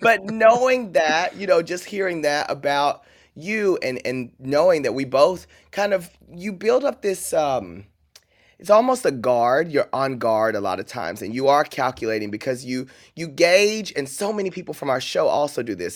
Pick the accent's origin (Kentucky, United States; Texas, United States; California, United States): Texas, United States; Paris; moved away; I grew up in Paris, Texas, where we didn't even have an airport